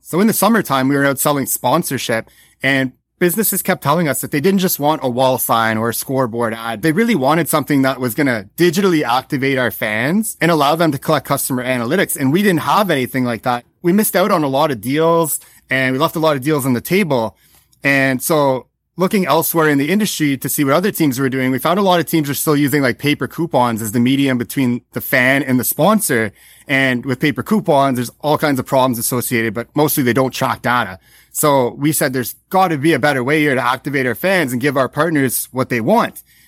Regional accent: Ottawa, Ontario, Canada; also born or lived in Prince Edward Island; moved to Ottawa when I was younger and became an avid Sens fan

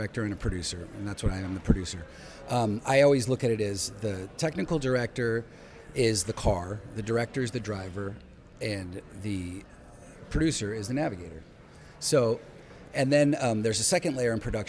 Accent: Los Altos, California, United States; I grew up in Los Altos, California

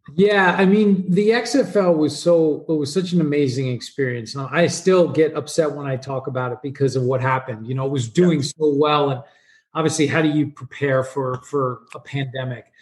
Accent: New York, United States; I grew up in New York

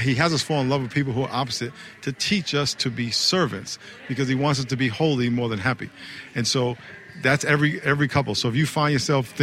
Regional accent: New York, United States; now in California, United States; I'm from New York

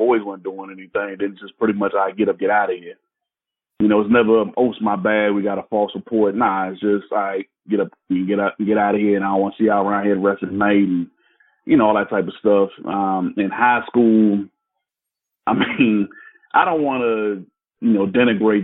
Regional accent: Landover, Maryland, United States; also born or lived in Washington, D.C.; I grew up in a suburb of Washington, D.C. called Landover, in Maryland

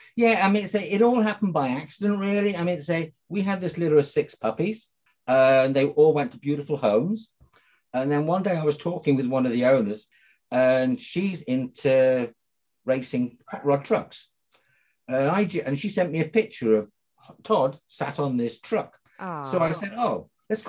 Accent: United Kingdom; moved away as an adult; also born or lived in United States; as you can probably tell by my accent, even though I lived in the USA for sort of 20 years, I'm from the UK

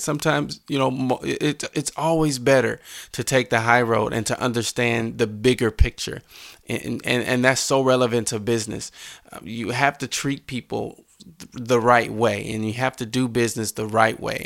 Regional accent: Mounds, Illinois, United States; I grew up in Mounds, Illinois.

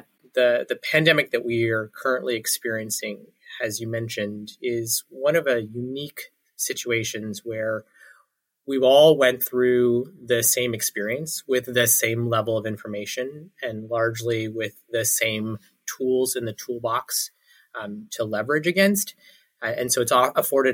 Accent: Toronto, Ontario, Canada; moved away; also born or lived in Ottawa; Born and raised in Toronto, and then did a short stint in the nation's capital of Ottawa.

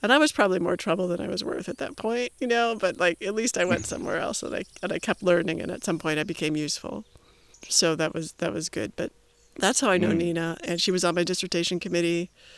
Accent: Illinois, United States; Yeah, Illinois.

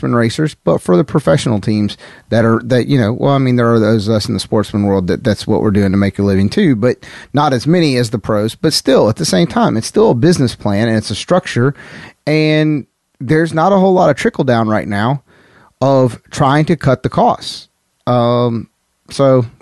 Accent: the South, United States; I'm from the South.

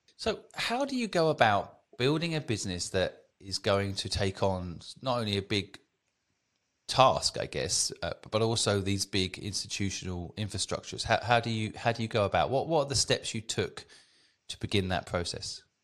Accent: England, United Kingdom; as a kid growing up in England

